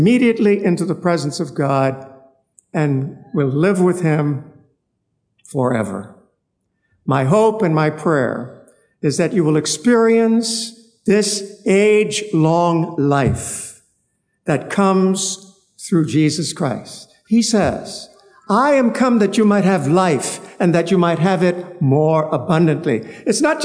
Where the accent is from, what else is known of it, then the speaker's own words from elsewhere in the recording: North Palmetto Point, Central Eleuthera, Bahamas; I'm from North Palmetto Point, Eleuther